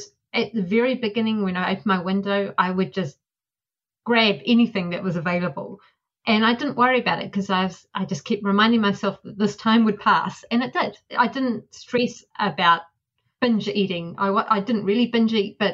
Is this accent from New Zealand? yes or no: yes; New Zealand; now in United States; Growing up in New Zealand